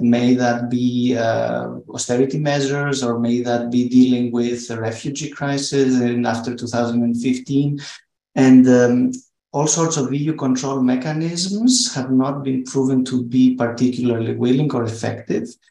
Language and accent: English; Thessaloniki, Central Macedonia, Greece; my hometown in Thessaloniki, where we're based